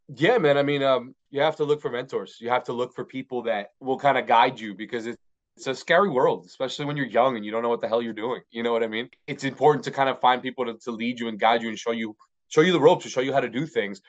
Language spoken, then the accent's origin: English; Miami, Florida, United States; I'm from Miami, Florida